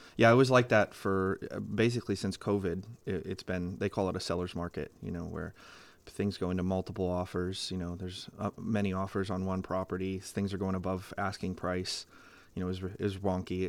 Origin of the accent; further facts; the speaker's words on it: Greenville, Pennsylvania, United States; I grew up on the Hadley side of Greenville because I had a Greenville address